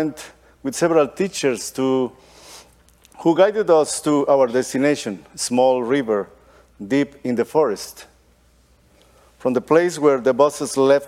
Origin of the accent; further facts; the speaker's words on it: Guatemala; also born or lived in Costa Rica; now in Texas, United States; I was born in Guatemala